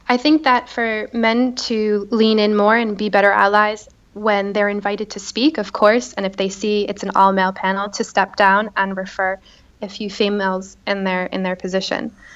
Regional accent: Boston, Massachusetts, United States; moved away as an adult; also born or lived in Beirut; now in Paris, France; I was raised and I lived there my whole life

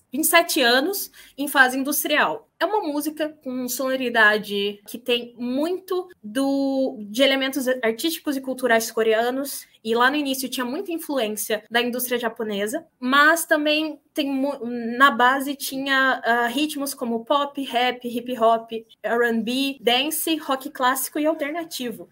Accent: Mato Grosso do Sul, Brazil; moved away; also born or lived in Rio de Janeiro / São Paulo; sou de Mato Grosso do Sul

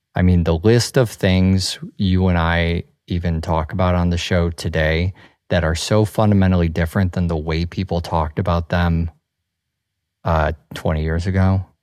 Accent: Midwest, United States; I grew up in the Midwest

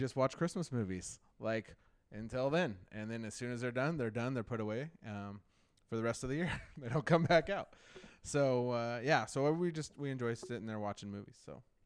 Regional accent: Marysville, Washington, United States; also born or lived in Alaska; here when I was six months old to Old Marysville, Washington, and I have never left

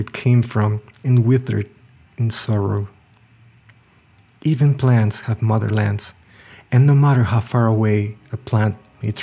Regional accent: Mexico; born or raised there; moved away as an adult

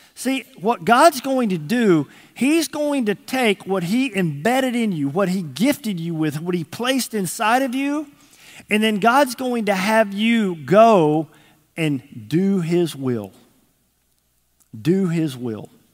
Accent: Texas, United States; moved away as an adult; now in Arkansas, United States; I was from Texas

